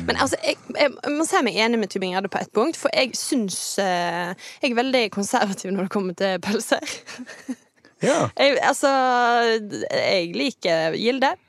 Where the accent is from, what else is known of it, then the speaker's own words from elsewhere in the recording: Kvinnherad, Vestland, Norway; also born or lived in Åkra; now in Bergen, Norway; kommer fra verdens ende i Kvinnherad